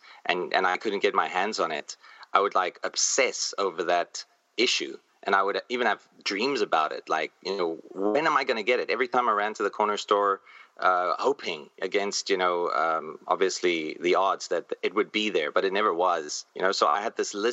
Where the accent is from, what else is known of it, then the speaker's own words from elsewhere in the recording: South Africa; moved away as an adult; now in Taipei, Taiwan; I'm from South Africa, although now I live in Taipei, in Taiwan. I'm an expat. But in South Africa, we had corner stores.